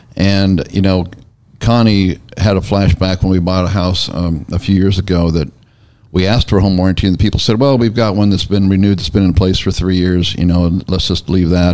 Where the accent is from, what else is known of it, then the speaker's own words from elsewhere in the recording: Northern California, United States; now in Tennessee, United States; I'm from Northern California